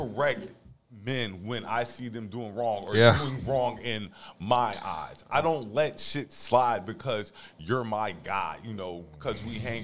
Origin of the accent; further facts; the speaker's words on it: the South, United States; now in Raleigh, United States; being from the South, well, you know, growing up in the South